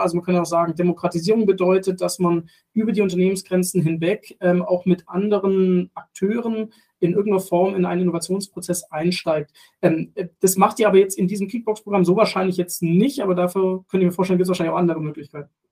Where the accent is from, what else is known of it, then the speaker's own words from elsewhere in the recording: Germany; als, als Deutsche in Deutschland